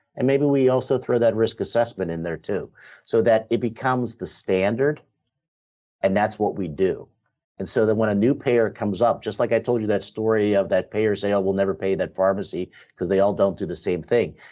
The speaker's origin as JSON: {"language": "English", "region": "Western Pennsylvania", "country": "United States", "tie": "born or raised there", "said": "I'm growing up in Western Pennsylvania"}